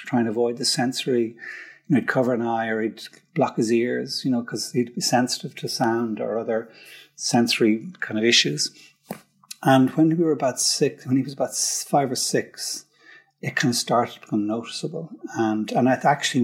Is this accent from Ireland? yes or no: yes; Dublin, Leinster, Ireland; I grew up in Frankfurt Park in Dundrum. It's kind of cul-de-sac, typical, like middle class, South Dublin